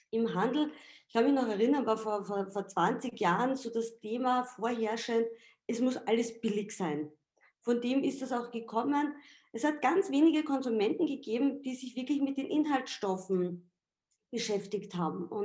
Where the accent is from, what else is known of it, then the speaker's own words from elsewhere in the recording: Austria; Also ich sage jetzt mal, ich als Österreicherin mache den österreichischen Markt